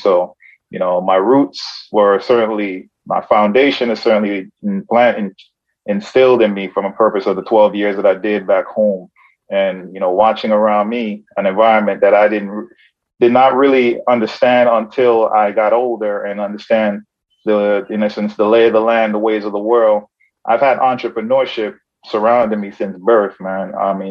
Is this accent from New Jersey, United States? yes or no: no; Brooklyn, New York, United States; growing up in Brooklyn and growing up in the hood, I never lost sight of my foundation and the principles and where I come from.